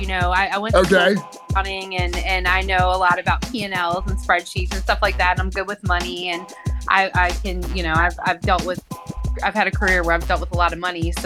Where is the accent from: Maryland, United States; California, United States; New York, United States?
Maryland, United States; Baltimore; I grew up in South Baltimore, which is now dubbed Federal Hill